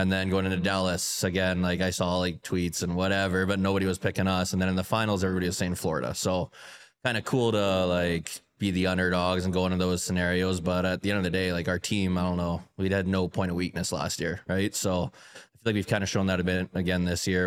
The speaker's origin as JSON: {"language": "English", "town": "Calgary", "region": "Alberta", "country": "Canada", "tie": "born or raised there", "moved": "yes", "said": "Calgary's my hometown"}